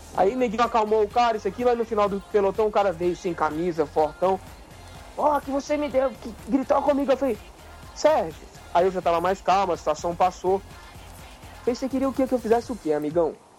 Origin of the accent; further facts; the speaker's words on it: Brasília, Federal District, Brazil; a gente é de Brasília